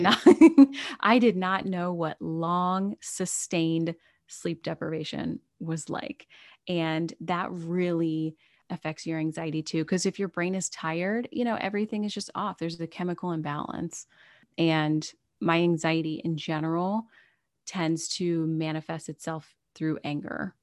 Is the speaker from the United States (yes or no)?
yes; United States; I am an American